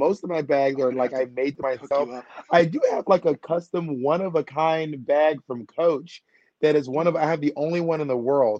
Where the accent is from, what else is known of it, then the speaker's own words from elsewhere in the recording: Atlanta, Georgia, United States; also born or lived in Columbus, Georgia / Phenix City, Alabama / Corinth, Mississippi / LaGrange, Georgia; I was born in Columbus, Georgia. I lived there for a while. Then I moved to Phenix City, Alabama. And then I moved around a lot to Corinth, Mississippi, LaGrange, Georgia. And then I landed in Atlanta by seventh grade.